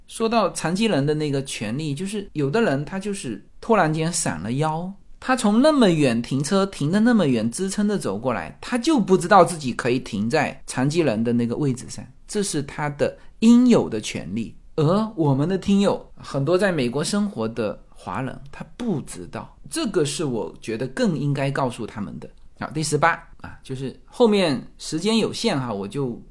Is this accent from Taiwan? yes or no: no; China; now in United States; 我们中国人